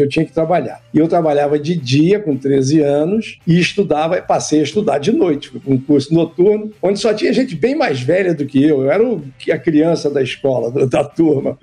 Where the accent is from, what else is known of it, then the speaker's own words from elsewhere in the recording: Rio de Janeiro, Brazil; also born or lived in Caicó, Rio Grande do Norte; eu nasci no Rio Grande do Norte, em Caicó. Eu sou médico formado aqui no Rio de Janeiro é, onde eu vivo, onde eu construí a minha família, meus filhos, enfim. É, eu estudei medicina aqui na Universidade Federal Fluminense. Meus pais vieram, migraram para o Rio de Janeiro quando eu era muito pequeno. Eu tinha cinco anos de idade